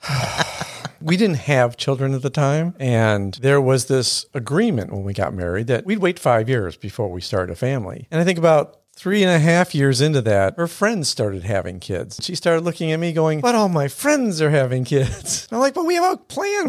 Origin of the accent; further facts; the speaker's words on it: Buffalo, New York, United States; now in Houston, United States; growing up in Buffalo